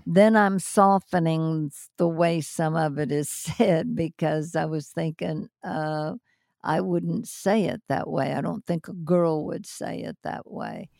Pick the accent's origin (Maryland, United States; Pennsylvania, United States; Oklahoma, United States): Pennsylvania, United States; moved away; also born or lived in Los Angeles; when I was still growing up in Pennsylvania